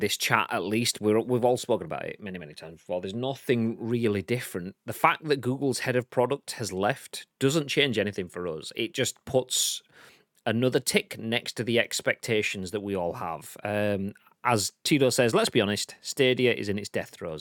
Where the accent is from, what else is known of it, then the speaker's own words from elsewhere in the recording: Yorkshire and the Humber, United Kingdom; I'm a Yorkshireman.